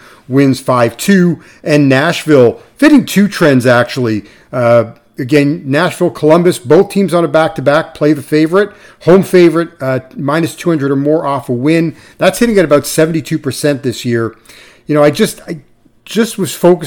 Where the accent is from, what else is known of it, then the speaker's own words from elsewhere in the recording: Toronto, Ontario, Canada; now in Los Angeles, United States; I grew up in Toronto, grew up in the cold